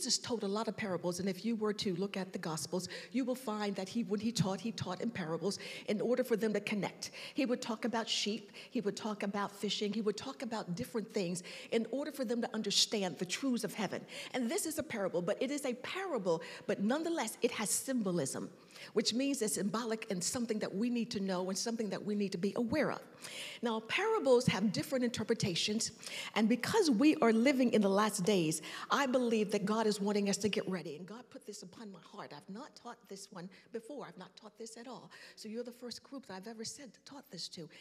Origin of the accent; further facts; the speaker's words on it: New York, United States; accent: New York; now in Georgia, United States; I've been in South long enough to be a Georgia peach, but I still sound like somebody from New York